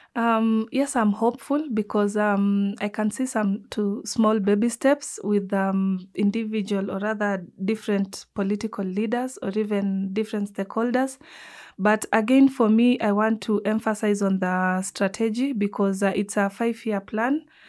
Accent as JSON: {"language": "English", "region": "Nairobi", "country": "Kenya", "tie": "born or raised there", "said": "I'm coming from the Nubian community"}